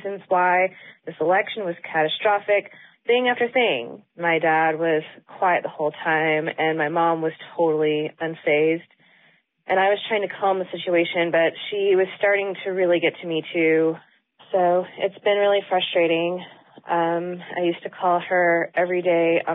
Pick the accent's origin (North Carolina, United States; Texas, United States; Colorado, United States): North Carolina, United States; Charlotte; I'm from Charlotte